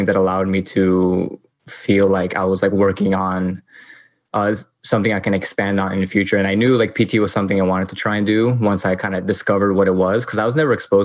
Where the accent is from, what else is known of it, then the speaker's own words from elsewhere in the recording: New York City, New York, United States; I grew up here